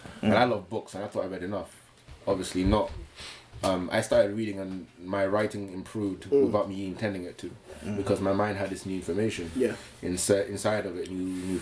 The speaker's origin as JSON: {"language": "English", "region": "London", "country": "United Kingdom", "said": "I'm from Hackney still"}